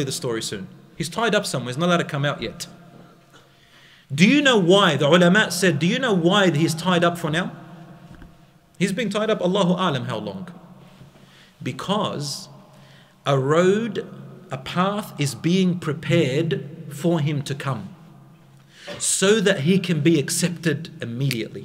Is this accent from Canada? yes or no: no; Australia; I'm from Australia